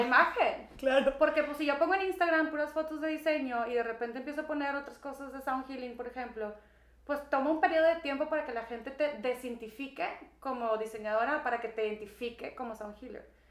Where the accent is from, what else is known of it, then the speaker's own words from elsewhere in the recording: Monterrey, Nuevo León, Mexico; moved away as an adult; yo nací en Monterrey, Nuevo León. Este, muy bendecida con mis papás y tengo dos hermanos mayores. Y pues estuve aquí em, pues hasta los 21 años